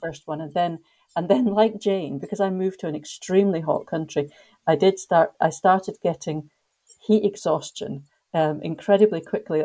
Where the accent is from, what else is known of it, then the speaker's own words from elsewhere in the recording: Scotland, United Kingdom; moved away as an adult; now in Egypt; I'm from Scotland, but I actually live in Egypt